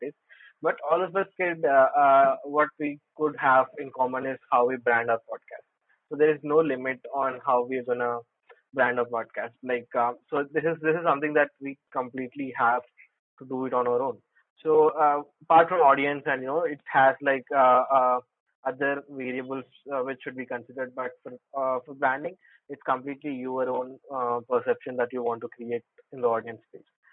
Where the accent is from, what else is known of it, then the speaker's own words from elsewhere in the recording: Hyderabad, Telangana, India; I'm from Hyderabad